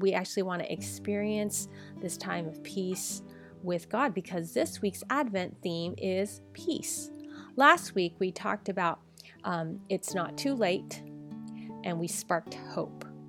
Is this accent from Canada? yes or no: no; United States; I'm Chinese American.